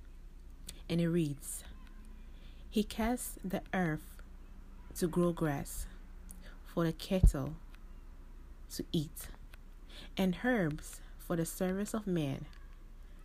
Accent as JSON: {"language": "English", "country": "Ghana", "said": "I'm from Ghana"}